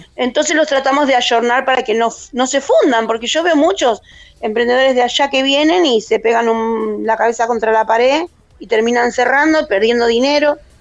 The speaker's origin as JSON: {"language": "Spanish", "country": "Argentina", "moved": "as an adult", "lives_now": "Spain", "said": "somos argentinos, donde estemos somos argentinos"}